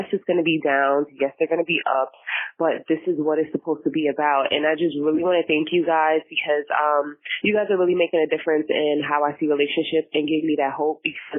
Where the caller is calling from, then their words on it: New York, United States; I'm calling from New York. You guys should know me by now.